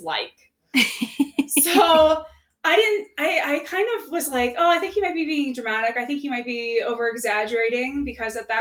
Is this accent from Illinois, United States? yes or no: yes; Peoria, Illinois, United States; moved away; I'm from Peoria, Illinois, so it was always, like, Cubs versus Cardinals there